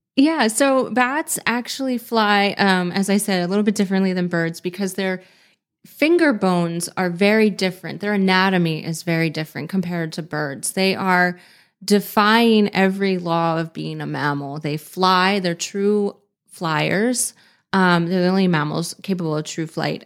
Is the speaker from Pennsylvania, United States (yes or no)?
yes; Pennsylvania, United States; also born or lived in San Diego, California; I moved back to my home state of Pennsylvania